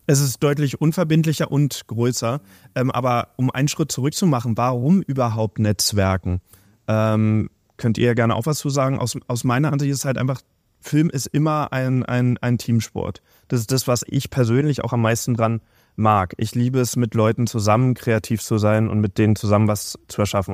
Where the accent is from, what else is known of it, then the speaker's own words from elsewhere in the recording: Berlin, Germany; als gebürtiger Berliner